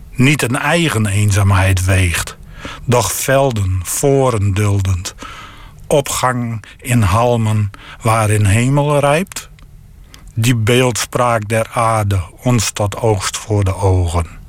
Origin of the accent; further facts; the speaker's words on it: the region around Saaksum, Groningen, Netherlands; de streek waar ik vandaan kom